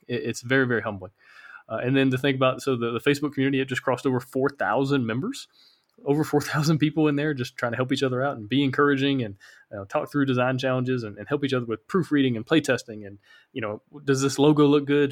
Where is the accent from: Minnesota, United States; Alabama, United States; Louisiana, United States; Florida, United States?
Alabama, United States; now in Honduras; I live in Honduras. I'm originally from Alabama.